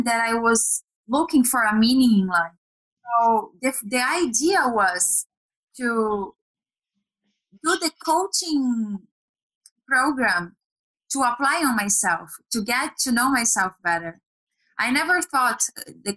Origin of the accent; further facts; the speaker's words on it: Brazil; moved away as an adult; I'm Brazilian. I was born and raised in Brazil.